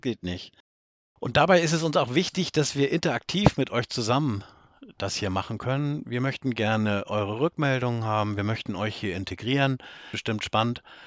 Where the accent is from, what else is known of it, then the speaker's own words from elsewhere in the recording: Northern Germany, Germany; ich komme aus Norddeutschland. Das kann man, glaube ich, an meiner Stimme auch schon ganz schnell erkennen.